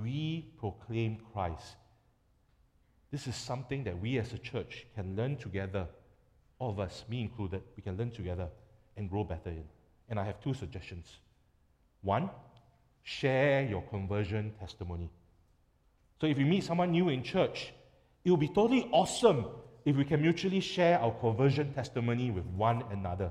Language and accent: English; Singapore; as a Singaporean